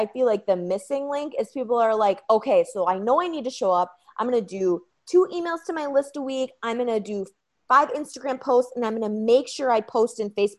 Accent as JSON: {"language": "English", "town": "Red Wing", "region": "Minnesota", "country": "United States", "also_born_or_lived": "Green Bay, Wisconsin", "said": "I am from Red Wing, Minnesota"}